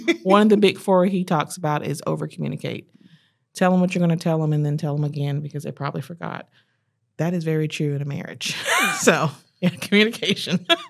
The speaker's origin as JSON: {"language": "English", "town": "Fayetteville", "region": "North Carolina", "country": "United States", "tie": "born or raised there", "also_born_or_lived": "Chapel Hill, North Carolina", "moved": "as an adult", "lives_now": "Charlotte, United States", "said": "I'm born and raised in Fayetteville, North Carolina."}